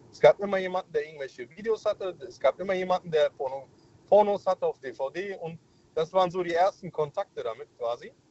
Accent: Mainz, Rhineland-Palatinate, Germany; Hi, ich bin der … ich komme aus Mainz.

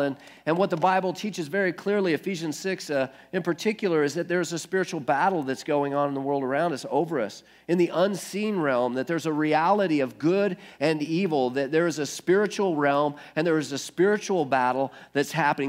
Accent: United States; I guess I'm a Christian because I grew up in America

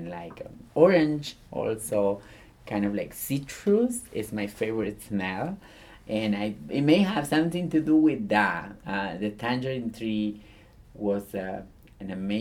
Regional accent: Gálvez, Santa Fe, Argentina; English is a second language; moved away as an adult; also born or lived in Miami; now in United States; I grew up in the city of Gálvez, in the state of Santa Fe, in the nation of Argentina

